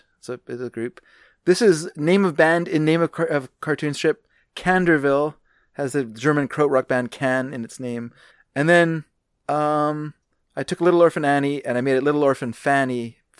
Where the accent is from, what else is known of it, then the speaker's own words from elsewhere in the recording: Canada; I am not American. I mean, I'm American, but not really. No, I'm American in the sense that if an American insulted Canada, I would get my back up.